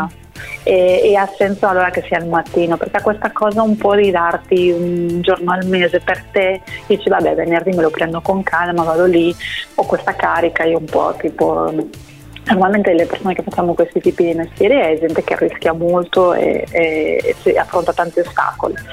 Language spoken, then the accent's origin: Italian; Spain; now in Italy; io da spagnola